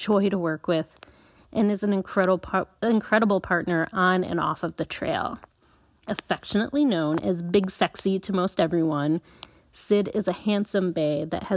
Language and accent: English; La Crosse, Wisconsin, United States; I am from La Crosse, Wisconsin, and I ride in the Midwest region in the United States